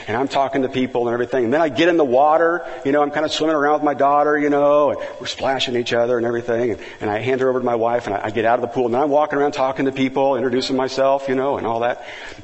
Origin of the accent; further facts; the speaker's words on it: Kansas, United States; moved away as an adult; also born or lived in Missouri / Kentucky; now in Valencia, United States; I'm from Kansas and then, you know, went to school in Missouri and then worked in Kentucky.